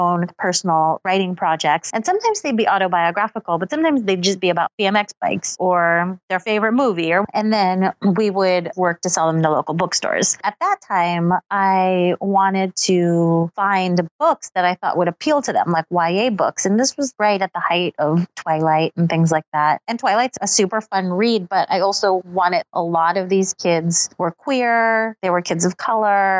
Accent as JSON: {"language": "English", "town": "Los Angeles", "region": "California", "country": "United States", "tie": "born or raised there", "also_born_or_lived": "Seattle", "moved": "as an adult", "lives_now": "Brooklyn, United States", "said": "I grew up in Los Angeles"}